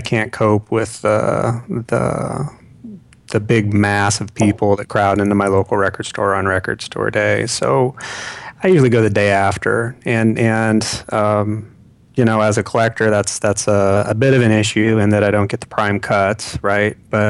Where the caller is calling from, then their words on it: California, United States; Hey there, calling from drought-ridden California.